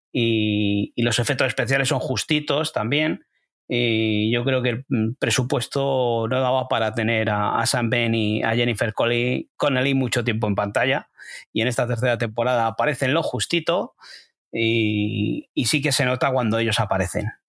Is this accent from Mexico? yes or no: no; Spain; desde aquí siendo españoles.